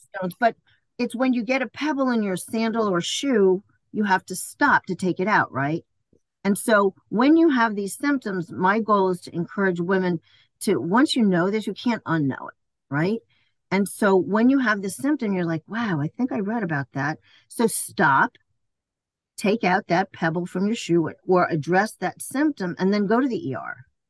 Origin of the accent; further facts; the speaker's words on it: New York City, New York, United States; moved away; also born or lived in Ocala, Florida / Maryland; I was born and raised in Queens Village